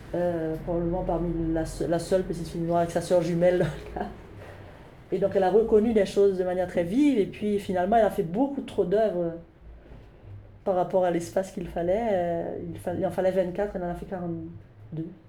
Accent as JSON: {"language": "French", "country": "Haiti", "tie": "born or raised there", "moved": "as an adult", "lives_now": "Montreal, Canada", "said": "j'ai grandi en Haïti."}